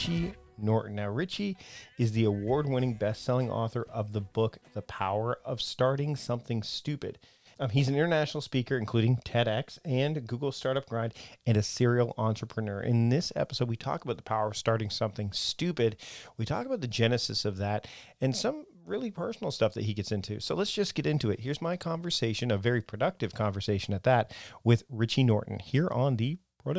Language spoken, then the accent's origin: English; Canada; I'm Canadian